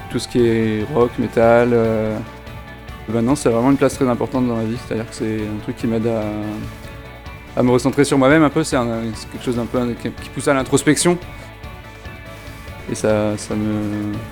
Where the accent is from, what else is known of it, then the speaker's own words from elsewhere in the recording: Toulouse, Occitania, France; Bah, je viens de Toulouse, donc non, je, je t'ai jamais venu ici.